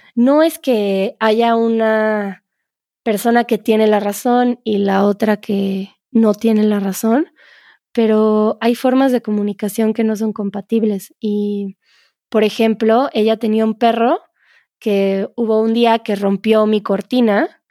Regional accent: Mexico; en México

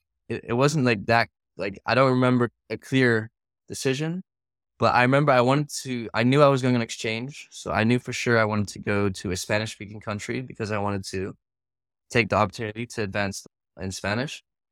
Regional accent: Singapore; But I think definitely growing up in Singapore, especially, I lived there for 6 years.

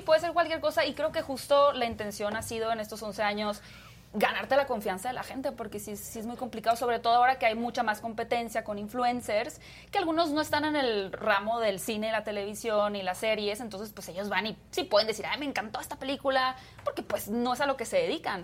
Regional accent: Hermosillo, Sonora, Mexico; now in Mexico City, Mexico; yo soy de Hermosillo, originaria de Hermosillo

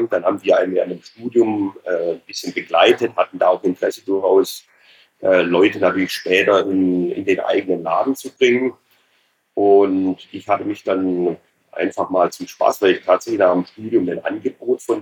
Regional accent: Ulm, Baden-Württemberg, Germany; habe dann tatsächlich zwei Jahre äh, Banklehre gemacht in meiner Heimatstadt in Ulm.

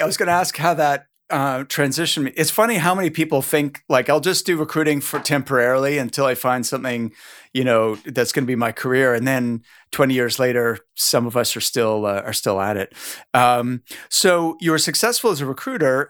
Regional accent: Halifax, Nova Scotia, Canada; I'm from Halifax, Nova Scotia.

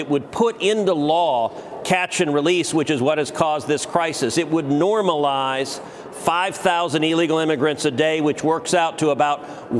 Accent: Texas, United States; as a Texan

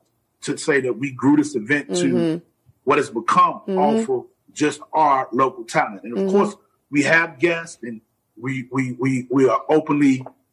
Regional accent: Chicago, Illinois, United States; of course, because we're fellow DJs from Chicago.

